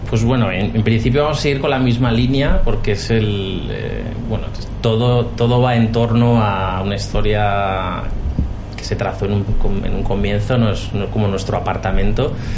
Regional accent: Cartagena, Region of Murcia, Spain; also born or lived in Equatorial Guinea; now in Madrid, Spain; yo soy de Cartagena

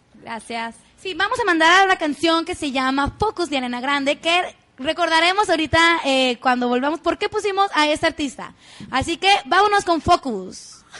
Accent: Mexico; así somos los mexicanos

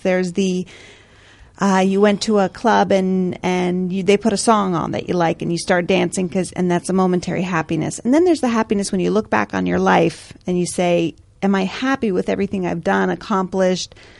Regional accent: United States; eternal optimism of being American

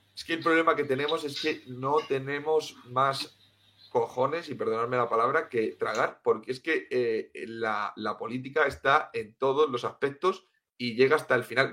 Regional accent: Cartagena, Region of Murcia, Spain; also born or lived in Tenerife; yo soy de Cartagena, de Murcia, y lo que pasa es que viví unos años en Tenerife.

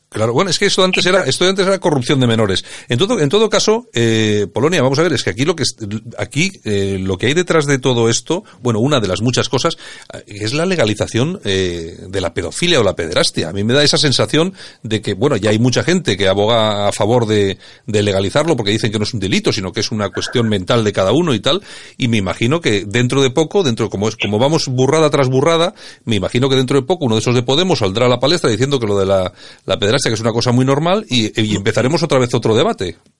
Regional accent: Bilbao, Basque Country, Spain; ya sabes cómo somos los de Bilbao

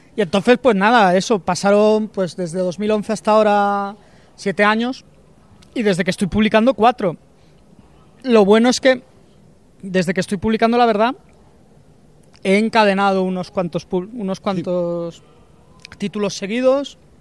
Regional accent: Vigo, Galicia, Spain; moved away as an adult; now in Madrid, Spain; yo soy de Vigo, me vine a Madrid a, a estudiar

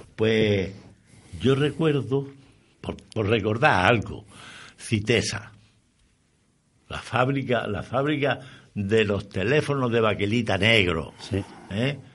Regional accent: Andalusia, Spain; como andaluz, como malagueño, eh, como granadino, soy orgulloso

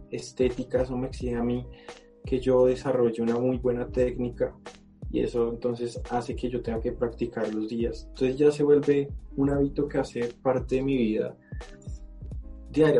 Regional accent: Colombia; soy colombiano

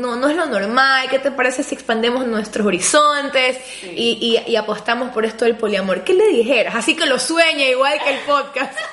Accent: Ecuador; yo soy ecuatoriana

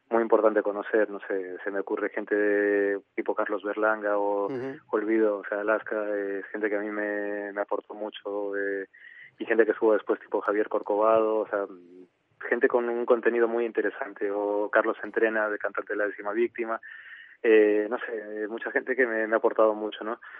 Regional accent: Arequipa, Peru; Arequipa es una, una ciudad que a mí me recuerda mucho siempre

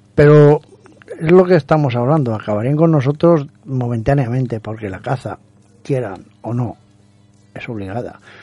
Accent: Valencian Community, Spain; yo como valenciano

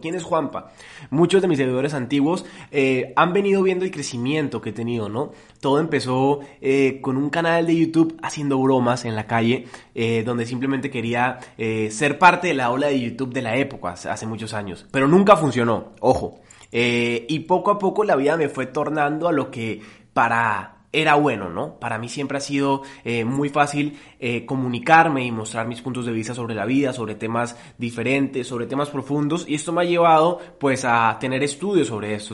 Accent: Colombia; Yo no soy colombiano porque yo no decidí nacer en Colombia

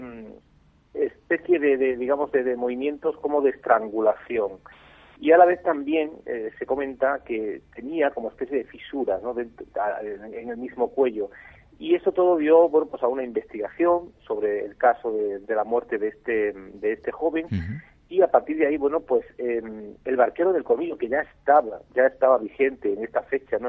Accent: Cheles, Extremadura, Spain; yo que soy nativo de ese pueblo

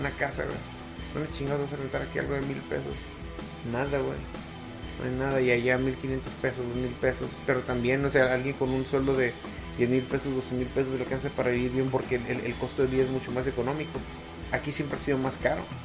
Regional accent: Mexico; el, pedo cultural que ya tenemos arraigado como mexicanos católicos

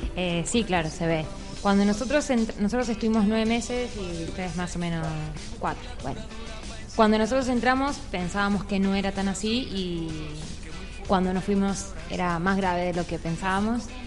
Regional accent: Argentina; moved away as an adult; Nosotros salimos de Argentina por Mendoza

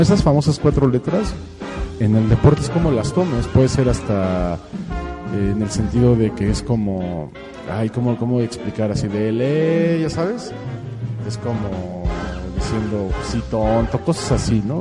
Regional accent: Mexico; somos los mexicanos

